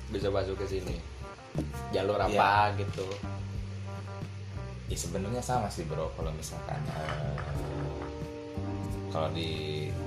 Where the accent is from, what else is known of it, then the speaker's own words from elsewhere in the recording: Bandung, West Java, Indonesia; born there; ya ada di di, di tempat kelahiran gua ya di, iya. di Bandung di Bandung